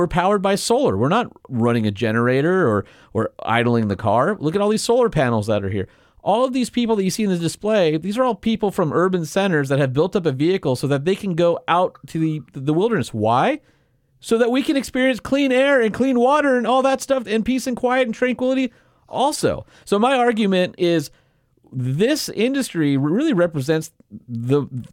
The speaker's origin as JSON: {"language": "English", "region": "Southern California", "country": "United States", "tie": "born or raised there", "said": "when I was a kid growing up in Southern California"}